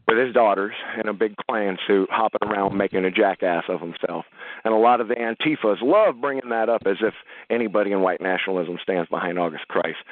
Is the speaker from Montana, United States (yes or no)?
no; Los Angeles, California, United States; I grew up in Los Angeles, California.